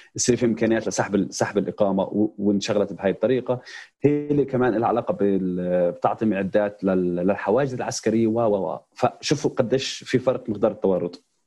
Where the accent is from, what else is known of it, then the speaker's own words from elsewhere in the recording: Palestine; احنا كفلسطينيين